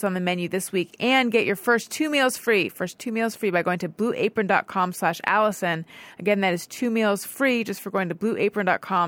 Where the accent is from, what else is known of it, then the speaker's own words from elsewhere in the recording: Southern California, United States; I grew up in Southern California